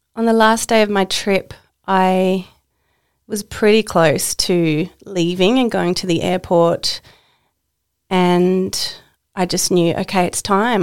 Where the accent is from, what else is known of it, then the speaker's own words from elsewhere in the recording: Tasmania, Australia; now in Queensland, Australia; I live in Queensland and I was born in Tasmania.